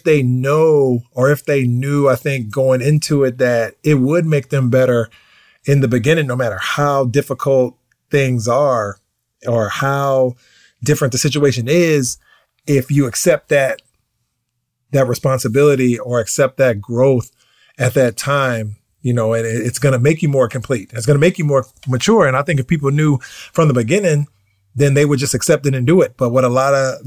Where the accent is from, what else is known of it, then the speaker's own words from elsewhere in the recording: United States; being American and coming from America